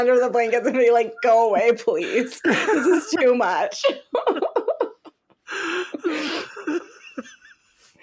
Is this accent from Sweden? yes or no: no; Texas, United States; moved away; my home state